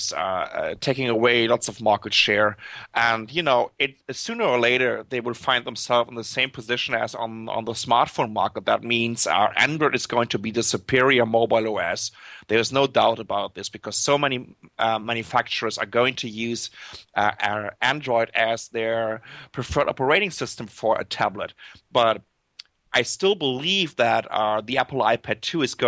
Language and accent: English; Germany; accent: German; English is a second language; moved away as an adult; now in Taipei, Taiwan; as you can tell by my accent, I'm German